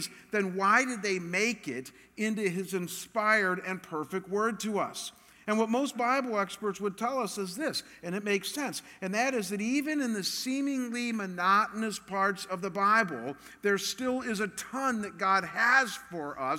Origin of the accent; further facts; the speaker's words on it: Cleveland, Ohio, United States; I'm from Cleveland